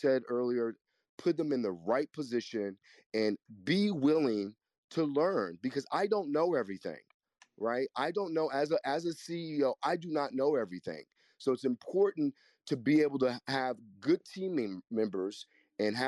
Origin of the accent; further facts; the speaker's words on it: Kansas, United States; moved away; also born or lived in New York City; I'm from the Midwest, too. I'm from the most middle place that you can be. I'm from Kansas, and I lived in New York City for 30 years